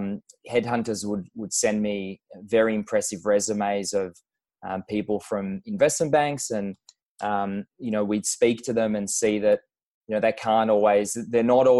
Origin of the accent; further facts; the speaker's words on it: Tel Aviv, Tel Aviv District, Israel; moved away as an adult; now in Melbourne, Australia; I grew up in Tel Aviv, I served in the military after school and worked at a couple of startups